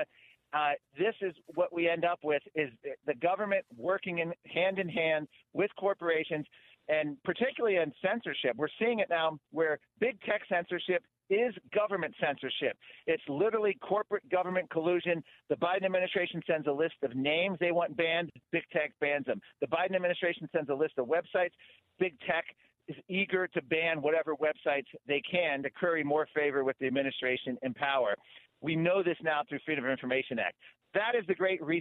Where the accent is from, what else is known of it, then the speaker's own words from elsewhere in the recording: Virginia, United States; I'm from Virginia